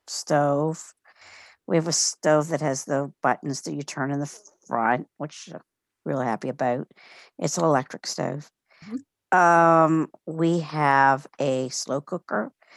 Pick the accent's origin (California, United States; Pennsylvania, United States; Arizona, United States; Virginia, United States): Virginia, United States; Alexandria; I'm from Alexandria, Virginia.